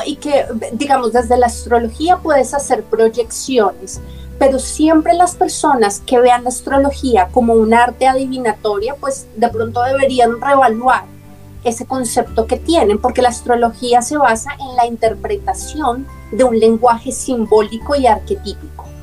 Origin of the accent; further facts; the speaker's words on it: Bogotá, Colombia; nací en Bogotá, Colombia